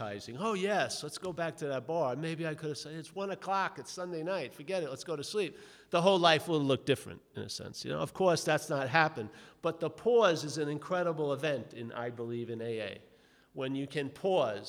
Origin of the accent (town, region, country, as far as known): New York, United States; born or raised there